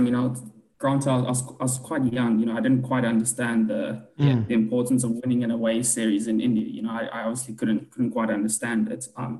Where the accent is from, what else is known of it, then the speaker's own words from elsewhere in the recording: South Africa; being a South African cricket sport is a bit tough at the moment